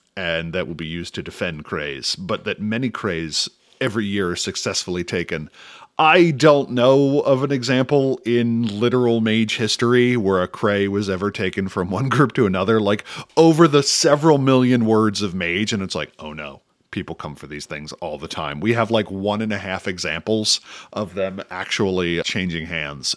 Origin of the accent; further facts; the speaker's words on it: United States; as an American